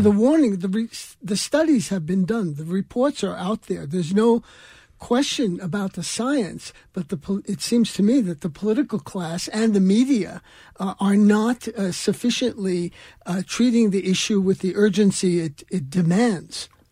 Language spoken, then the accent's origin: English; New York, United States; growing up in New York in the 1950s